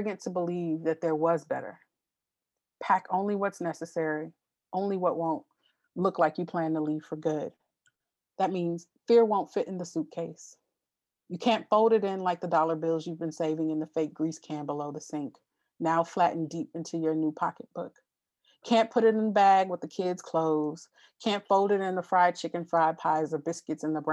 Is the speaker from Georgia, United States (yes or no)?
no; Los Angeles, California, United States; the street that I grew up on in Los Angeles